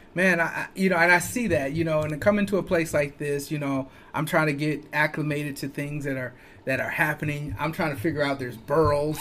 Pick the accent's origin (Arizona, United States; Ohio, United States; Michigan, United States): Michigan, United States; Flint; I'm a kid from Flint.